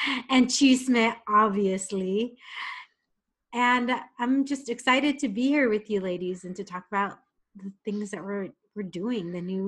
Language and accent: English; San Diego, California, United States; moved away as an adult; I've lived in four states. And I am from San Diego. I'm a San Diego native and back in San Diego after all these years.